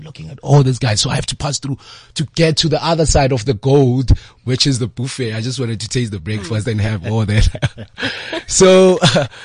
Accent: Free State, South Africa; now in Soweto, South Africa; I'm from Freedom Free State

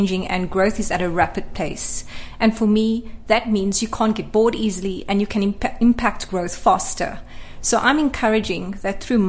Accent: Cape Town, Western Cape, South Africa; I grew up in Cape Town

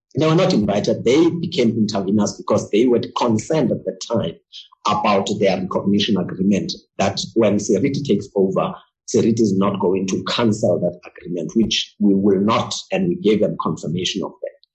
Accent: South Africa; I'm a South African. I was born in this country

